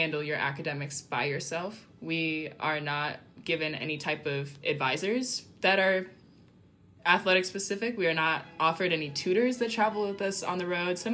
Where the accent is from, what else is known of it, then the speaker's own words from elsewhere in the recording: Federal Way, Washington, United States; moved away as an adult; now in Cambridge, United States; I am a senior from Federal Way, Washington